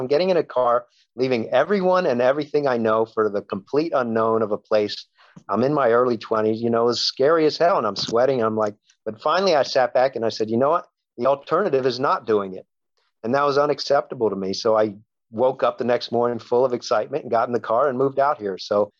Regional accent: Maryland, United States; now in Los Angeles, United States; I grew up in Maryland, 3,000 miles away from where I live now in Los Angeles.

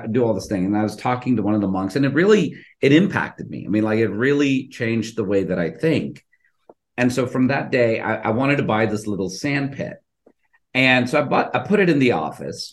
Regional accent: India; now in Houston, United States; I'm originally Indian, I'm Hindu

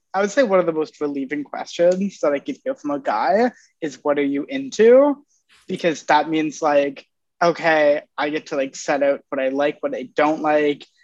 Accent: Ontario, Canada; moved away; I'm from Ontario originally

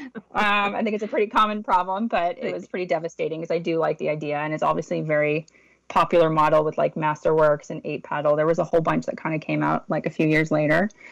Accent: Los Angeles, California, United States; I grew up in West Los Angeles

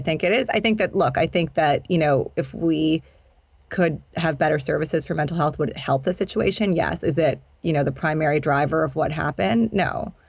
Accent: Indonesia; also born or lived in Sudan / Pakistan; I grew up in Indonesia and Sudan. I'm Pakistani, and I went to an international school

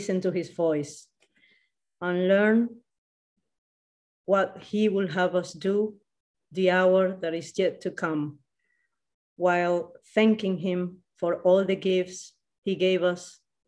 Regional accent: Colombia; English is a second language; now in Madrid, Spain; I was born in Colombia and now I'm living in Madrid.

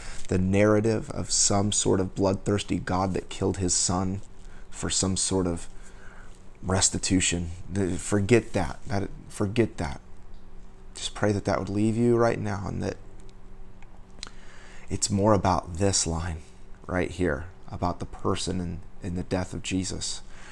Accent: United States; I was born and raised in the United States

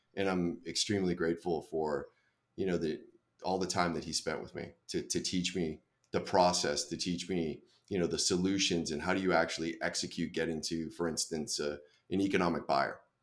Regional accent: Boston, Massachusetts, United States; I grew up in Boston

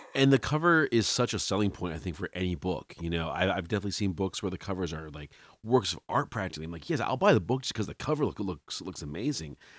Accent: Salem, Massachusetts, United States; moved away; I'm from Salem originally, Salem, Mass

